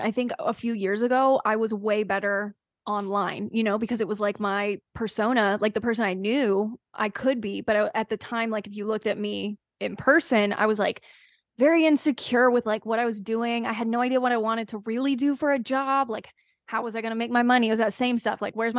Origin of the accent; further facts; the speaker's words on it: the South, United States; See, I'm from the South, so like boat shoes really made a comeback during my middle school era.